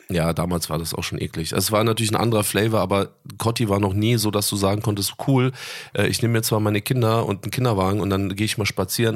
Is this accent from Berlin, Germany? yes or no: yes; Berlin, Germany; moved away as an adult; also born or lived in Bonn; now in Dubai, United Arab Emirates; bin dann in Berlin in der Yorkstraße groß geworden, also mitten äh, im Kiez